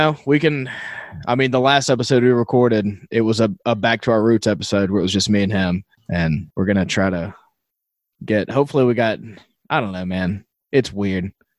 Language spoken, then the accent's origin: English; St. Louis, Missouri, United States; I'm from Missouri, like St. Louis. I love the Cardinals.